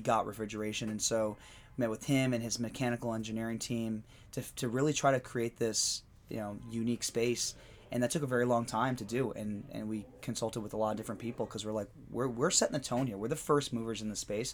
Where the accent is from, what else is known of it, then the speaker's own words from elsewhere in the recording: Pennsylvania, United States; moved away; my hometown in Pennsylvania